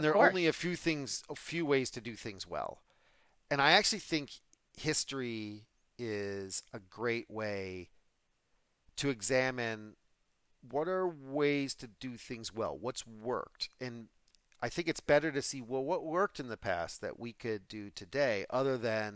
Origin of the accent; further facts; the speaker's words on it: United States; I'm also an American